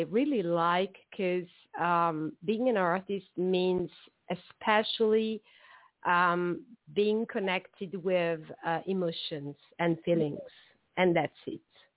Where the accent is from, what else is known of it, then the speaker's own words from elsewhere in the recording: Southern Italy, Italy; I'm Italian from the South